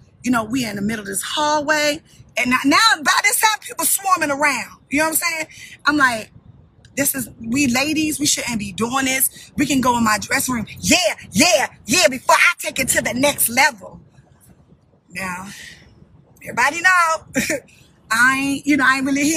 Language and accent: English; Baltimore, Maryland, United States; I'm from Baltimore